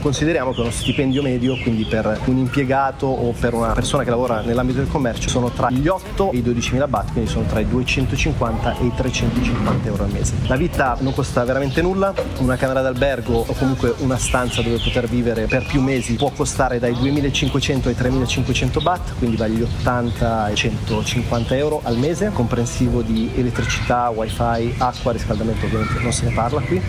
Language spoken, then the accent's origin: Italian; Milan, Lombardy, Italy; moved away; Io vengo da Milano